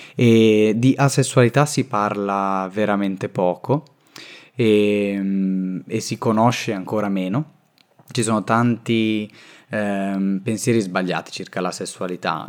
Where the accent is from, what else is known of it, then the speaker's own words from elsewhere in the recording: Rimini, Emilia-Romagna, Italy; now in Milan, Italy; io vengo da Rimini e ora vivo a Milano